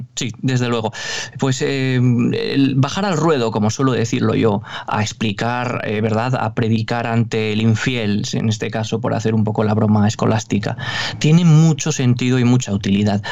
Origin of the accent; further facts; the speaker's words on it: Navarre, Spain; accent: northern (norteño); el acento, ¿no? Norteño, yo soy navarro